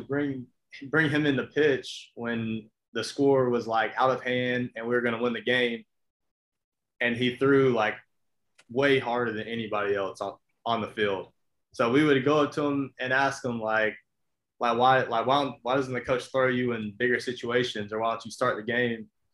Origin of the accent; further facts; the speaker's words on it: Albany, Georgia, United States; I'm from Albany, Georgia. Um, as you know, talking to Hatch, small town, South Georgia. Um, went to Lee County High School